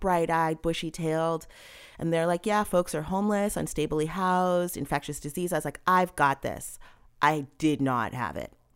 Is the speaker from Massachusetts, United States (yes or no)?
yes; Cambridge, Massachusetts, United States; now in New York, United States; I was born and I'd say partially raised in Massachusetts. I was born in Cambridge